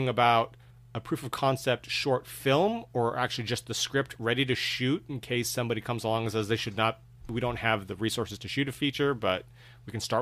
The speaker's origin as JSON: {"language": "English", "area": "South Bay", "region": "California", "country": "United States", "tie": "born or raised there", "said": "I grew up in the South Bay"}